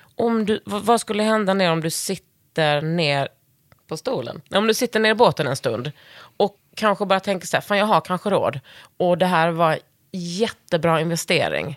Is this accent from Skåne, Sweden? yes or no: yes; Ringsjön, Skåne, Sweden; moved away as an adult; also born or lived in Lund; now in Stockholm, Sweden; vatten från Ringsjön hela mitt liv